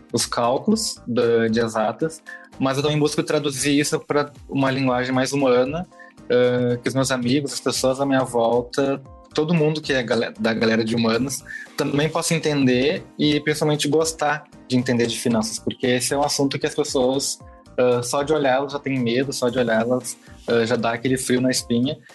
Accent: Porto Alegre, Rio Grande do Sul, Brazil; Eu sou de Porto é? Alegre, Rio Grande do Sul

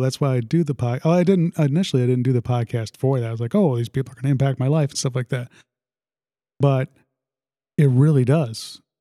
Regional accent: Sandwich, Illinois, United States; also born or lived in South Side of Chicago / New Lenox, Illinois; we moved to Sandwich when I was in about the uh, what was it, seventh grade, sixth grade, something like that. And yeah, it's been it's definitely my home. I always call Sandwich, I, yeah, hometown.

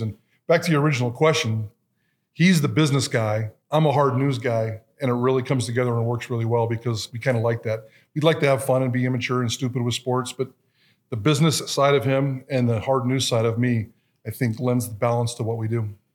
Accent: Twin Falls, Idaho, United States; I am an Idahoan. I didn't have to migrate here from California, so born and raised in Twin Falls

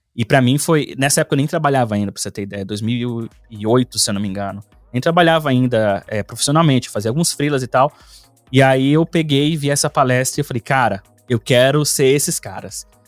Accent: Brasília, Federal District, Brazil; moved away as an adult; now in Finland; eu sou nascido e criado no Cerrado Brasileiro, né? lá em Brasília

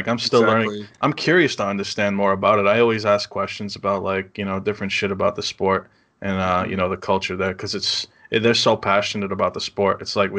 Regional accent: New England, United States; accent: New England; my accent, New England accent.

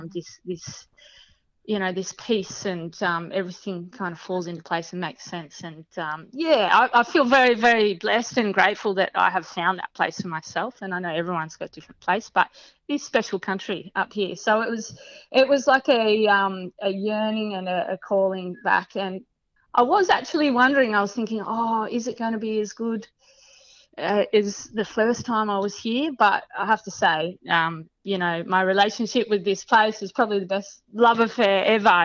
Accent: Dandenong Ranges, Victoria, Australia; moved away as an adult; now in Broome, Australia; I also grew up in Victoria. Um, so I uh, grew up in the patch in the in the Dandenong Ranges

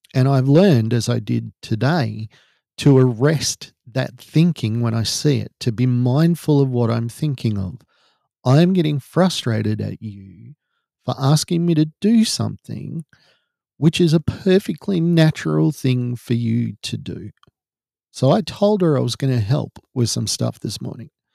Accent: Australia; we're Australian

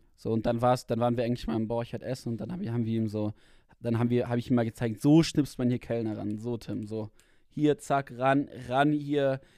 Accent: Germany; ich war dann trotzdem immer der Deutsche, so mit so zwei anderen war ich denn, war ich dann der Deutsche in der Klasse

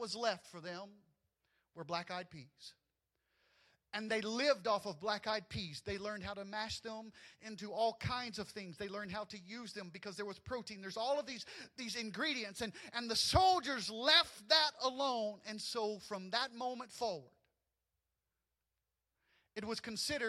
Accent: the South, United States; moved away; Growing up in the South, we had our own traditions

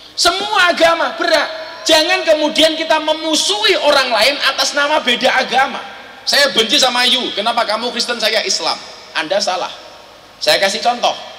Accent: Indonesia; kami dilahirkan di Indonesia

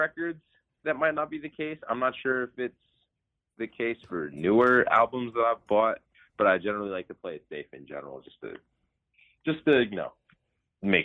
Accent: Delaware, United States; born or raised there; also born or lived in Colorado Springs, Colorado

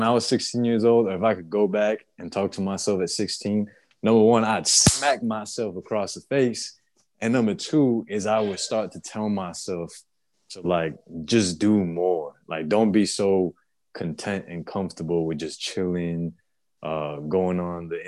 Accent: Puerto Rico; now in Florida, United States; Like, bro, I'm an island boy. I'm from Puerto Rico.

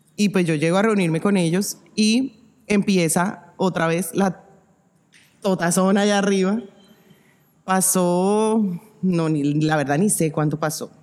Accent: Zipaquirá, Cundinamarca, Colombia; cuando vivíamos eh, en la primera casa donde vivimos en Zipaquirá, yo soy de Zipaquirá

